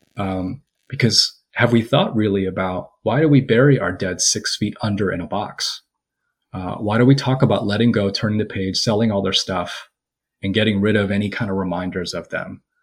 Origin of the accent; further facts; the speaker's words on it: United States; I'm Korean American